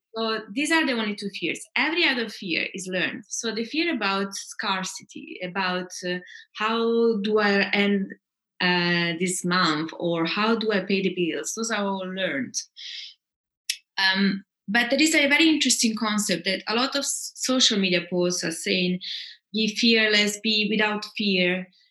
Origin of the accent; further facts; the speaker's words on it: Italy; moved away as an adult; also born or lived in England / Austria / France / Uganda; I'm half Italian, half Scandinavian, but I grew up a bit in England and uh, Austria. Then I moved to Italy, where I grew up most of my life.